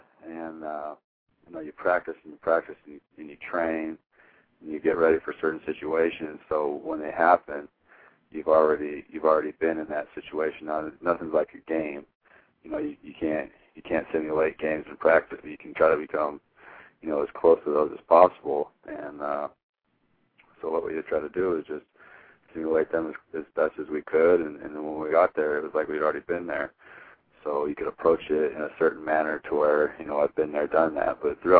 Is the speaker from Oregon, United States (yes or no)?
yes; Hermiston, Oregon, United States; It was huge because growing up from where I'm from, was not a lot of people come out of Hermiston with Division I scholarships